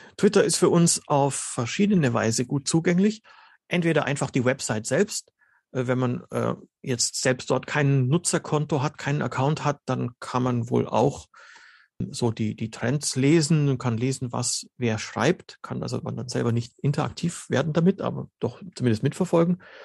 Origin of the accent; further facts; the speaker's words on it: Germany; first language Slovene; German is a second language; slowenisch ist meine Muttersprache und bin aber in Deutschland geboren und ähm, wie sagt man da so schön, Kultusbürokratie würde man sagen, ich bin ein Bildungsinländer auf Deutschland bezogen, ja, aber ich habe meine ganze Schullaufbahn in Deutschland absolviert